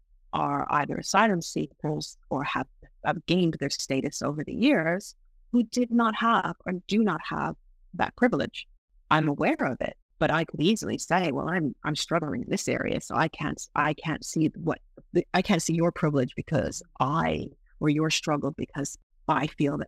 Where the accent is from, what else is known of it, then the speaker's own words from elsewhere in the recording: England, United Kingdom; born there; You know, I live in England. While I do not sound like it, I was born in England.